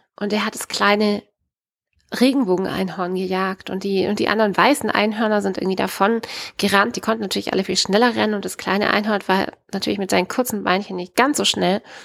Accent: Baden-Württemberg, Germany; bei uns in Baden-Württemberg

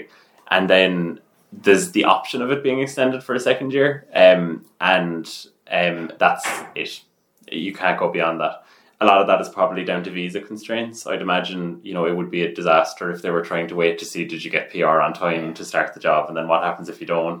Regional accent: Cork, Munster, Ireland; moved away as an adult; now in Toronto, Canada; I was from Cork

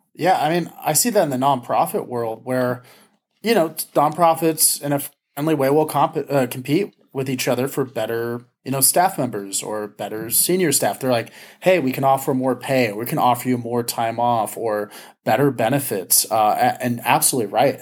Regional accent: Ventura County, California, United States; where I grew up in Ventura County, we had great schools

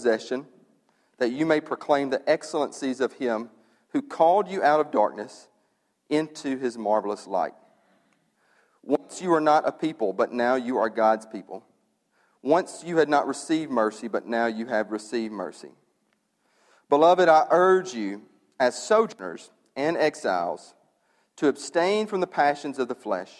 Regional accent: United States; I'm an American

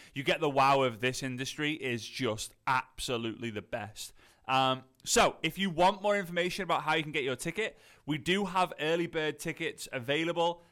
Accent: Liverpool, North West England, United Kingdom; accent: posh Scouse; I'm from Liverpool. At north of Liverpool, a lot of people say it's, like, posh Scouse.

